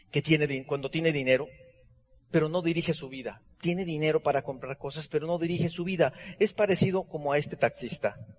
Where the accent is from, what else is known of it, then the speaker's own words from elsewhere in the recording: Hermosillo, Sonora, Mexico; Yo nací en la calle Heriberto Aja y Veracruz, en el centro de Hermosillo, Sonora